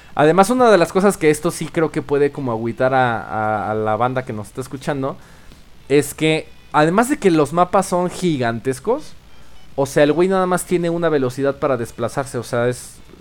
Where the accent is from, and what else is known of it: Mexico